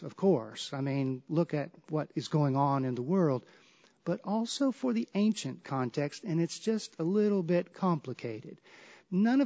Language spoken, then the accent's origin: English; the South, United States; I grew up in the South